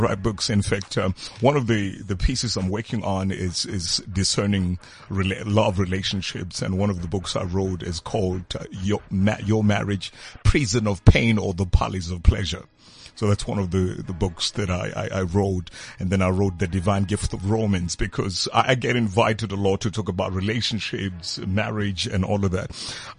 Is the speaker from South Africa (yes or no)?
yes; South Africa; also born or lived in Ghana; I'm solid South African.